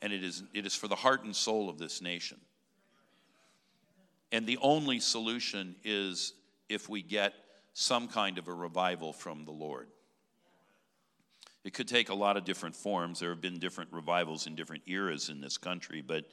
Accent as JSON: {"language": "English", "region": "California", "country": "United States", "said": "my home state of California"}